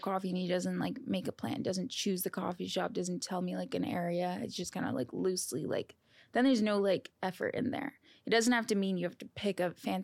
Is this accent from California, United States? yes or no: yes; California, United States; moved away as an adult; now in New York City, United States; I'm from California. I couldn't go home to California